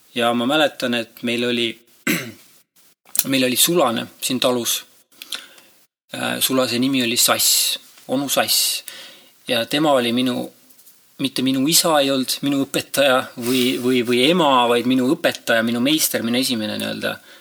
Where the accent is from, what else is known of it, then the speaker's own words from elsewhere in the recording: Estonia; also born or lived in Ireland; ma kasvasin üles siin talus